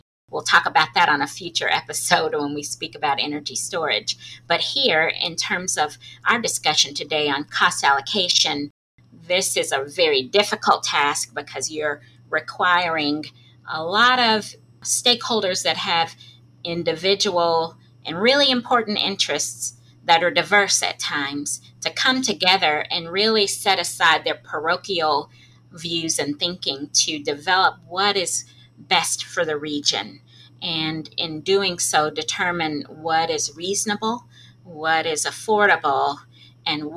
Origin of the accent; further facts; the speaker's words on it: Arkansas, United States; in Arkansas, my home state